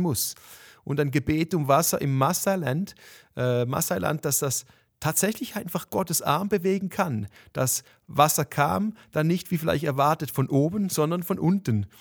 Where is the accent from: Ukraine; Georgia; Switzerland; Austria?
Switzerland; für mich als Schweizer